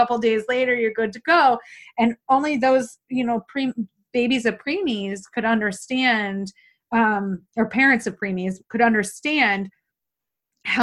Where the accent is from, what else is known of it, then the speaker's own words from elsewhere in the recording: New York, United States; I'm from New York State too